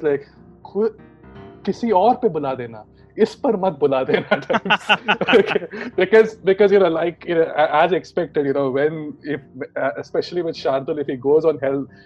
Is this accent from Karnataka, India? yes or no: yes; Mangalore, Karnataka, India; moved away as an adult; now in London, United Kingdom; I'm basically from Mangalore in India.